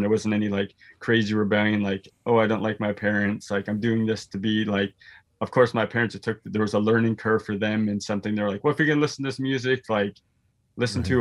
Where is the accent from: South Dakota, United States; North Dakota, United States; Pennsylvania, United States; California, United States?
South Dakota, United States; also born or lived in Houston, Texas; now in Minneapolis, United States; I grew up in South Dakota